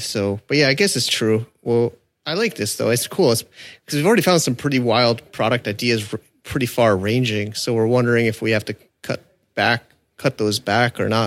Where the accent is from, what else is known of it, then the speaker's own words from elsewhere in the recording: United States; now in Hong Kong; I'm an American